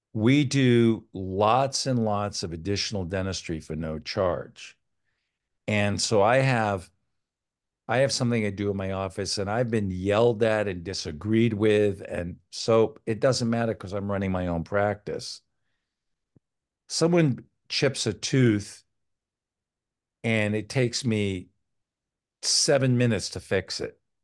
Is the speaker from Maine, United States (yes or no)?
yes; Old Town, Maine, United States; now in Connecticut, United States; I grew up in Old Town, Maine